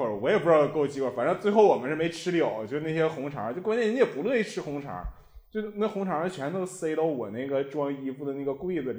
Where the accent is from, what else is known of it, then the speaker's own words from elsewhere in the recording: Harbin, Heilongjiang, China; 我是一个哈尔滨人嘛，这关键也没有、也没有什么哈尔滨的可以送的东西了。